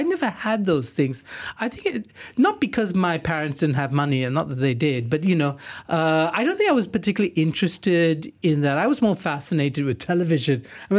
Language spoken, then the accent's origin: English; Singapore; also born or lived in Johor Bahru, Malaysia; now in Malaysia; I grew up in Singapore. I spent my teenage years in Singapore.